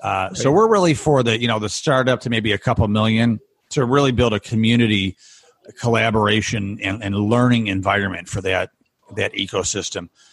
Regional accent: Rochester, New York, United States; my hometown

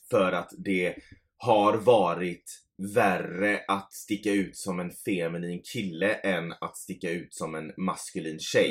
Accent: Gothenburg, Västra Götaland, Sweden; vi är från Göteborg

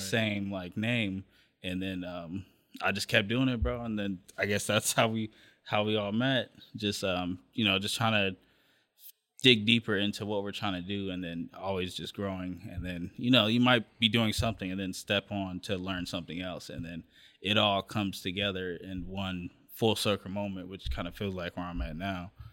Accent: Long Beach, California, United States; I'm from the Wrigley area of Long Beach.

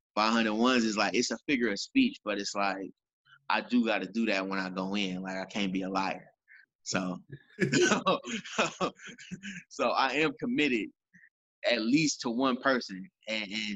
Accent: United States; also born or lived in Fort Valley, Georgia; where I'm from, because I'm from Fillmore

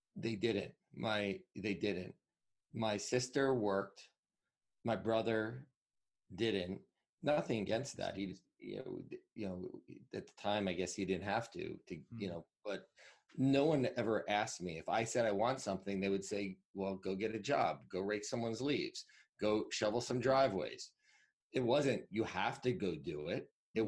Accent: Northwest New Jersey, United States; I grew up in Northwest Jersey, so there were a lot of woods versus near the city

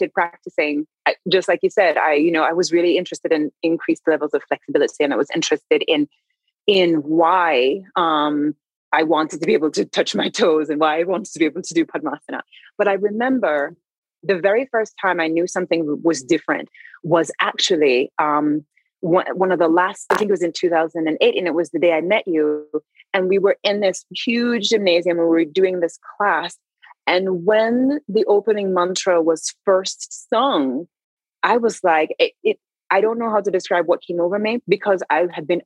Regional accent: Jamaica; I am Christian because I was raised in Jamaica

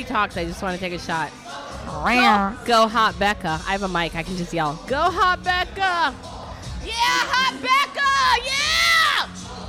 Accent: Detroit, Michigan, United States; now in Florida, United States; I came from Detroit.

